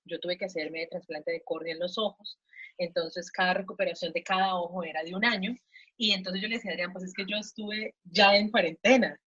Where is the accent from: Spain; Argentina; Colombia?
Colombia; moved away as an adult; now in Mexico; yo soy colombiana, eh, vivo acá en México hace tres años y medio